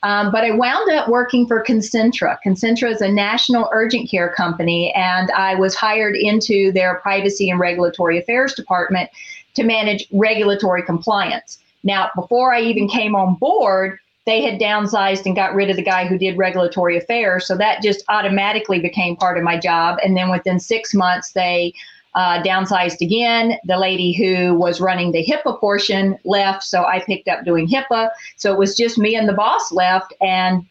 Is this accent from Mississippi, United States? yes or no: yes; Mississippi, United States; now in Arizona, United States; being raised poor in Mississippi, I'm the first person in my family to get a bachelor's degree